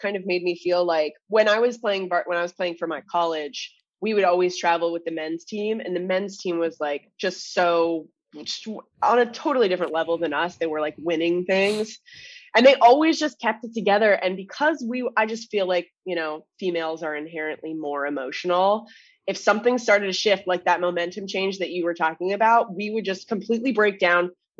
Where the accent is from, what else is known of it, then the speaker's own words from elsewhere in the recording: Orono, Ontario, Canada; moved away; Called Orno, Ontario. It's Toronto without the T's. Orno.